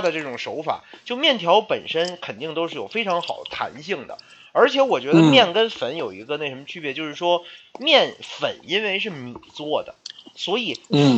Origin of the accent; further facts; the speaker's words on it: Beijing, China; accent: Beijing dialect; 我们北京话讲就比较筋斗